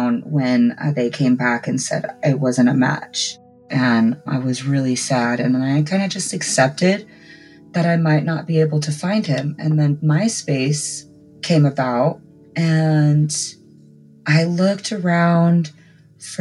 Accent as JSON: {"language": "English", "town": "San Jose", "region": "California", "country": "United States", "tie": "born or raised there", "said": "I was born and raised in California, San Jose"}